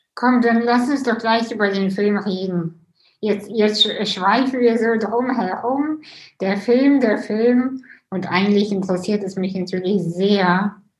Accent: Russia; moved away; ich bin ja selber auch äh, Russin

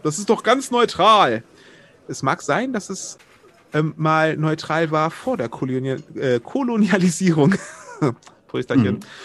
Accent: Wuppertal, North Rhine-Westphalia, Germany; in meiner Heimat Wuppertal

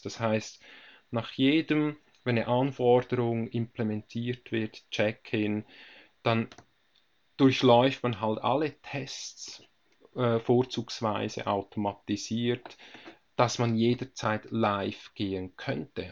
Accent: Switzerland; bei uns in der Schweiz

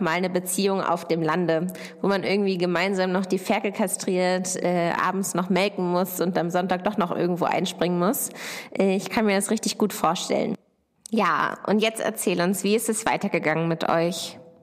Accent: near Hanover, Lower Saxony, Germany; ich komme aus der Nähe von Hannover, aus der kleinen Ortschaft Dittacke. Dort bin ich auf einem landwirtschaftlichen Betrieb aufgewachsen

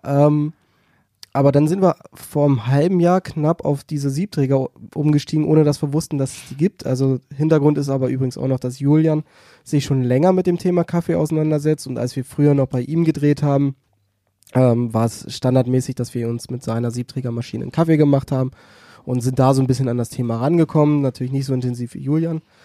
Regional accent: Celle, Lower Saxony, Germany; now in Hannover, Germany; ich komme ja gebürtig aus Celle oder aus der Nähe von Celle

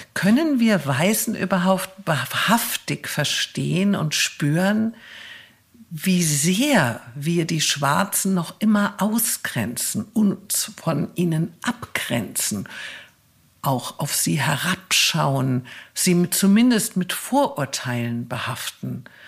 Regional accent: Germany; bei uns in Deutschland

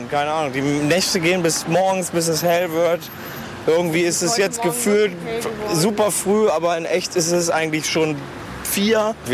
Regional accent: Berlin, Germany; in den KK zu gehen, wie man hier als Berliner dazu sagt, in den Klunkerkranich.

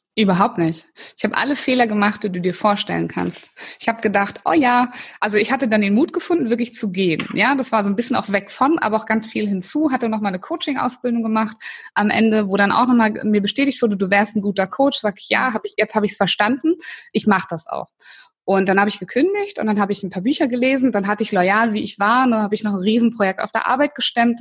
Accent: Northern Germany, Germany; ich bin ja in Norddeutschland groß geworden

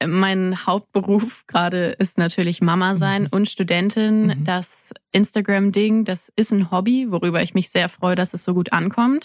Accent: near Kassel, Hesse, Germany; now in Freiburg, Germany; ich komme aus der Nähe von Kassel

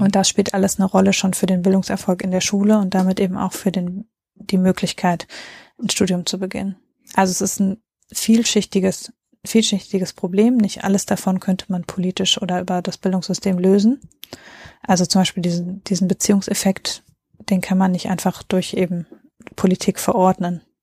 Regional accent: North Rhine-Westphalia, Germany; ich komme ja auch aus NRW

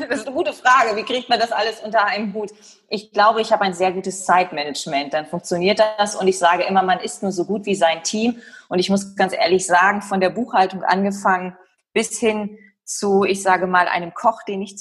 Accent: Lower Saxony, Germany; Ich komme, wie gesagt, aus Nähe Ostfriesland, bin 1985 geboren

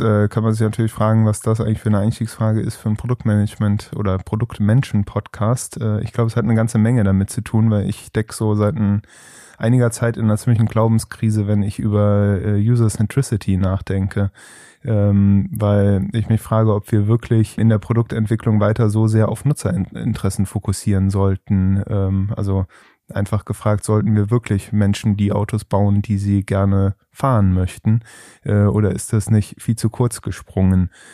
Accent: Trier, Rhineland-Palatinate, Germany; ich komme nicht aus Engelskirchen, ich komme aus Trier

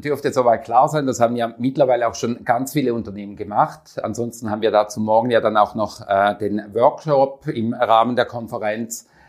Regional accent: Switzerland; Bei uns in der Schweiz

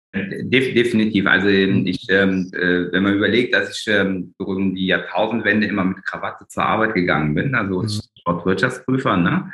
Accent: Germany; bin ich eigentlich ein ganz klassisches Migrantenkind hier in, mhm. in Deutschland der zweiten Generation

